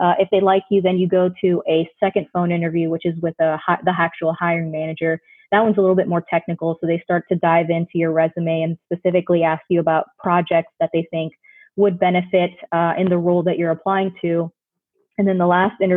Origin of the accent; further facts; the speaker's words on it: Orlando, Florida, United States; I grew up in Orlando, Florida